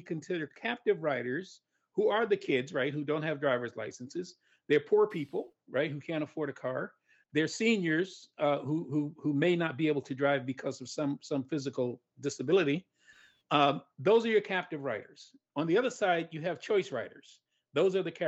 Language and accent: English; New York, United States; I'm from New York, so I used to ride the train down to DC